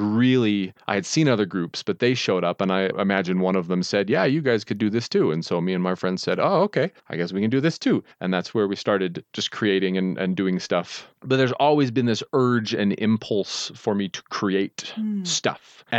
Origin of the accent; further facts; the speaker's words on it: Utah, United States; And I grew up in Utah, very large Mormon families.